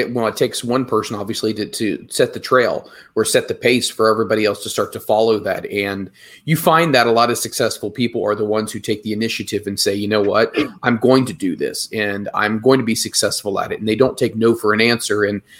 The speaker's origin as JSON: {"language": "English", "region": "Midwest", "country": "United States", "tie": "born or raised there", "said": "I mean, I grew up in the Midwest, so it's winter about 9 months out of the year."}